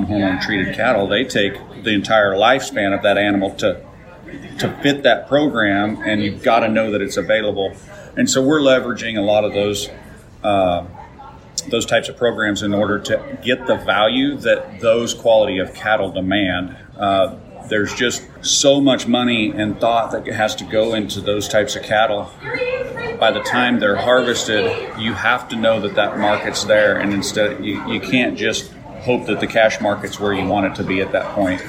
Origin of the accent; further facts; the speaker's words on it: Council Grove, Kansas, United States; I reside in the Flint Hills of Kansas. Council Grove is my hometown